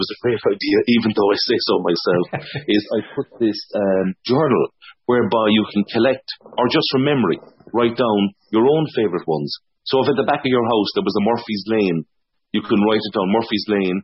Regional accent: Cork, Munster, Ireland; I grew up in Cork City, but my mom and dad were both from West Cork

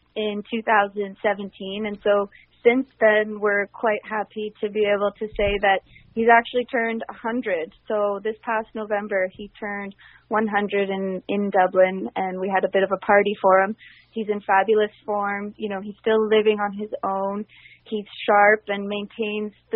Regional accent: Canada; also born or lived in Ireland; growing up in Canada, we moved from Ireland when I was 2 years old

